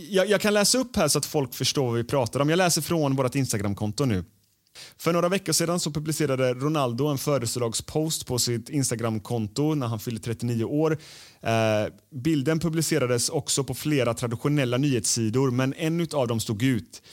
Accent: Gothenburg, Västra Götaland, Sweden; Jag är ju från Göteborg.

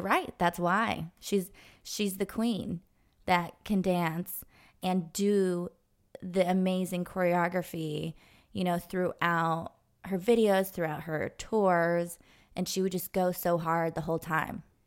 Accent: Los Angeles, California, United States; I grew up in Los Angeles

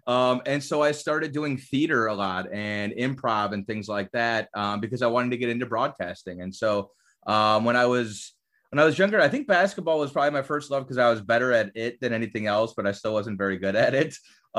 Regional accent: Cleveland, Ohio, United States; moved away; I grew up in Cleveland, Ohio.

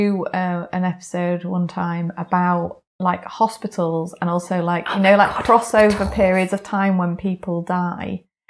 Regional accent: Bradford, Yorkshire and the Humber, United Kingdom; I was born in Bradford Royal Infirmary.

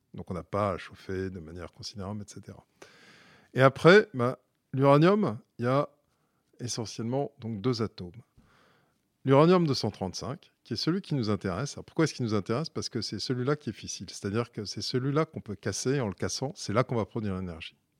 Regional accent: Bordeaux, Nouvelle-Aquitaine, France; je suis bordelais de naissance

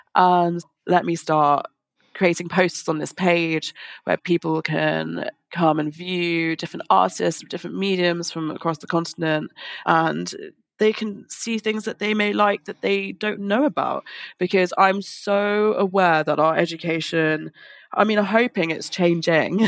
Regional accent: London, United Kingdom; I'm from London, lived in London my whole life

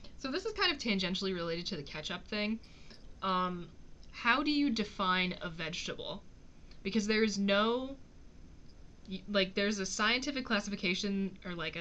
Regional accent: United States; I'm American.

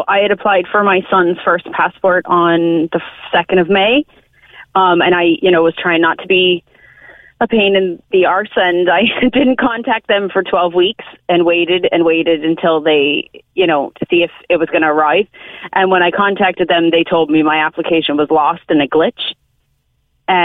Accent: United States; accent: American; now in Ireland; I'm American by the accent.

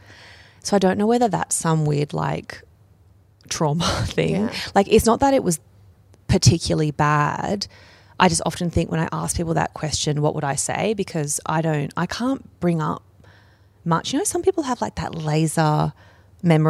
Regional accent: Camden, New South Wales, Australia; I'm from Camden

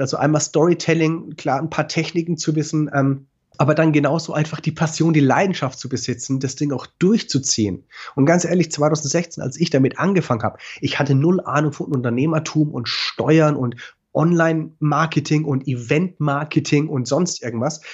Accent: Franconia, Bavaria, Germany; accent: Franconian; meinen fränkischen Akzent

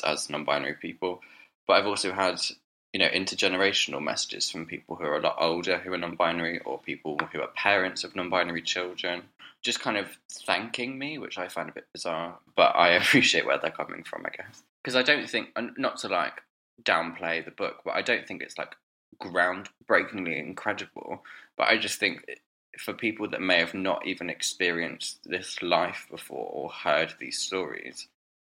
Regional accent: Dorchester, South West England, United Kingdom; now in London, United Kingdom; I grew up in Dorchester, to be precise, the county town of Dorset

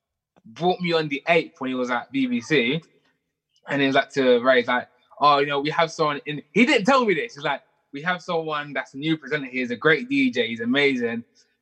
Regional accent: Ghana; look, we're the same age, we're both Ghanaian, you know, like, maybe.

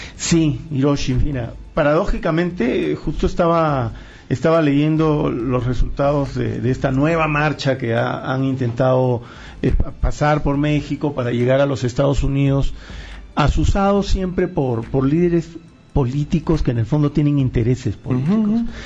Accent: Peru; Yo soy peruano

